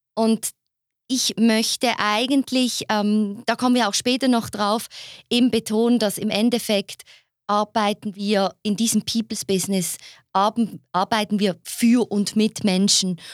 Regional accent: Basel, Basel-Stadt, Switzerland; ich bin ja keine Zürcherin. Ne? Ich komme ja aus Basel.

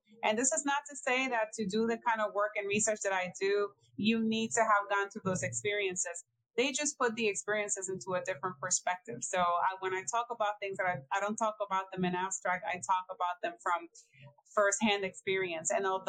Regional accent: Ponce, Puerto Rico; now in United States; I am born and raised in Ponce, Puerto Rico.

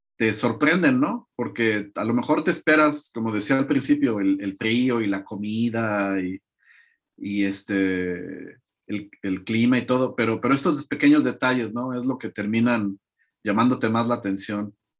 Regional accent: Mexico; moved away as an adult; now in Latvia; como mexicano

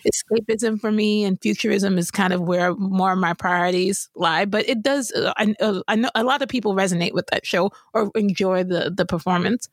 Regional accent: New York, United States; I grew up in New York

